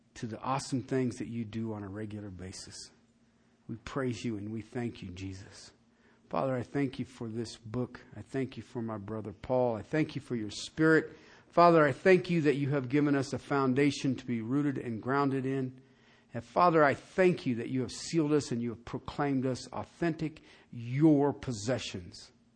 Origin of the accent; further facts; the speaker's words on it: southern England, United Kingdom; moved away; I was from Southern England